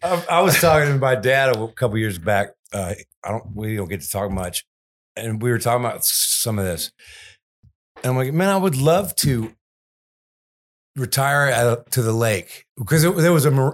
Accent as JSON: {"language": "English", "town": "Houston", "region": "Texas", "country": "United States", "said": "I'm from Houston"}